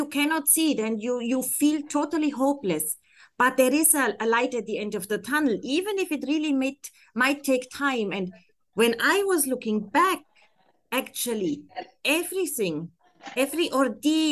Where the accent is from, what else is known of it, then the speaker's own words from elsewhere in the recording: Germany; accent: German; English is a second language; moved away as an adult; now in Abu Dhabi, United Arab Emirates; originally I'm from Germany